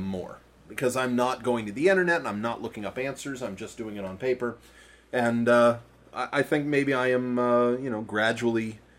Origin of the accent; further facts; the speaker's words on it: Maine, United States; Where I grew up in Maine